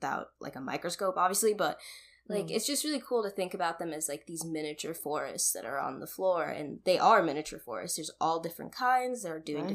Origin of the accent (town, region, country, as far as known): United States; born or raised there; also born or lived in Kenya